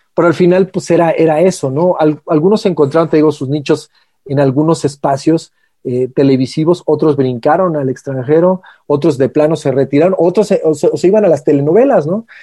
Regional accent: Mexico; como mexicanos, en este caso nuestro país

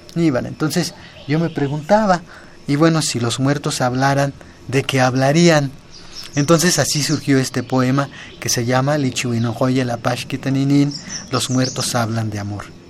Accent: Ixtepec, Puebla, Mexico; en mi, comunidad, que es en el municipio de Ixtepec

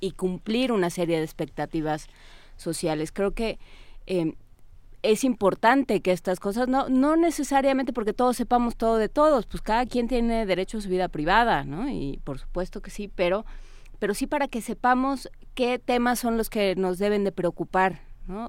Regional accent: Mexico; somos un país, somos el país de Pedro Páramo

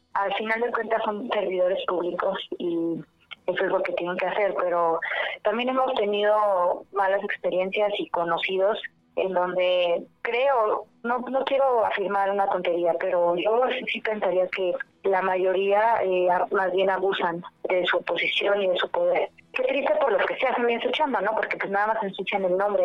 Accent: Guanajuato, Mexico; Somos de Guanajuato, de Puerto Guanajuato

